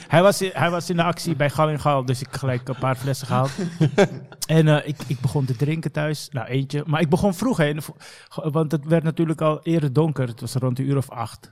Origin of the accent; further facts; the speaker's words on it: Amsterdam, North Holland, Netherlands; also born or lived in The Hague; ik heb zeg maar een groot gedeelte van mijn jeugd doorgebracht in Bosselomer tot mijn negentiende, of achttiende eigenlijk.